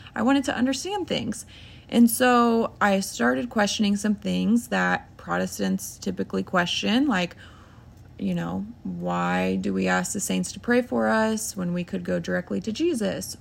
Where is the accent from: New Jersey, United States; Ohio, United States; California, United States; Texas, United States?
Ohio, United States; I'm thirty-two, and, um, we're from Ohio.